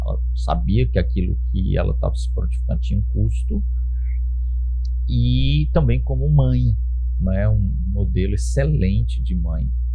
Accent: Brazil; nós somos cristãos e somos brasileiros, cidadãos

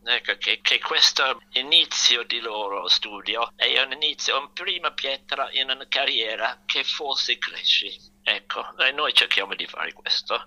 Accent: London, United Kingdom; Italian is a second language; moved away as an adult; also born or lived in Rome, Italy; da quando ero bambino piccolo a Londra andavo al Royal College of Music

